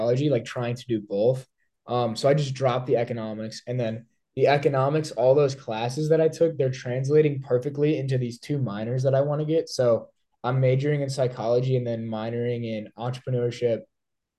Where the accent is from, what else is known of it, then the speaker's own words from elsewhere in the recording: Illinois, United States; I lived in the same place my whole life growing up in Illinois, like small town in Illinois my whole life